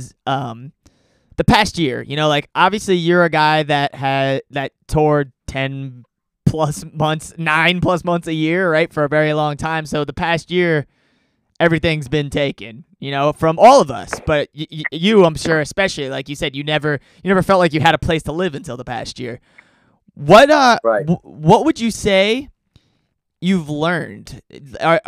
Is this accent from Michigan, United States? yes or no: no; New York, United States; I'm also a New Yorker